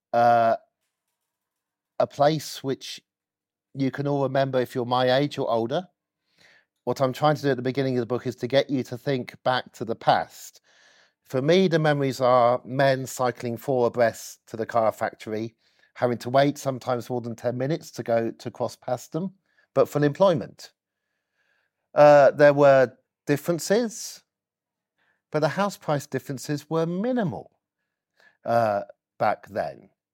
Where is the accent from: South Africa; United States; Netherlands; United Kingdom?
United Kingdom; Oxford, South East England; I was born in Cowley, uh, grew up next to Cowley Centre, if you know Oxford, for six years, but at age six, uh, we moved. Uh, it's just inside Oxford